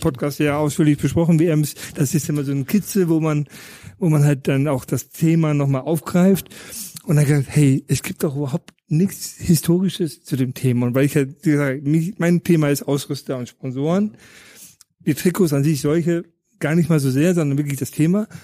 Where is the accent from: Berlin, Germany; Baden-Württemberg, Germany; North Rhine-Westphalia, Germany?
North Rhine-Westphalia, Germany; Paderborn; also born or lived in Düsseldorf area; now in Munich, Germany; im Düsseldorfer Raum geboren, in Paderborn aufgewachsen